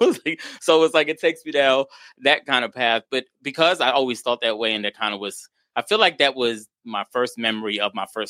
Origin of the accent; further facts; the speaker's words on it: New York City, New York, United States; moved away as an adult; I grew up in New York City.